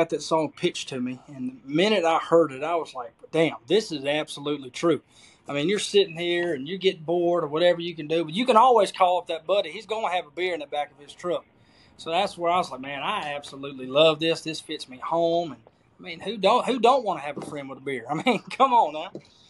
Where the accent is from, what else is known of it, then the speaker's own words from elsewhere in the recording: Cleveland, Mississippi, United States; Well, I mean, I think I grew up in, I know Mississippi gets a bad rap for a lot of crap, you know